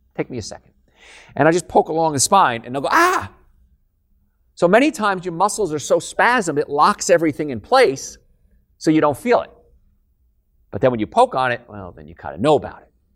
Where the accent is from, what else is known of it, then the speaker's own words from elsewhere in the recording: Hoboken, New Jersey, United States; moved away; I'm from New Jersey, actually, Hoboken, New Jersey.